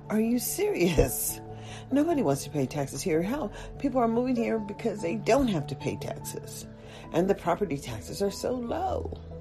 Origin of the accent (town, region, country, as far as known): United States